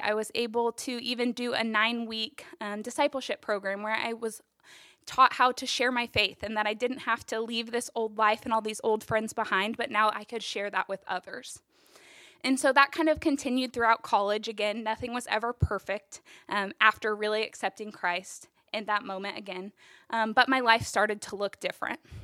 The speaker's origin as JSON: {"language": "English", "town": "Topeka", "region": "Kansas", "country": "United States", "tie": "born or raised there", "said": "I was born and raised in Topeka."}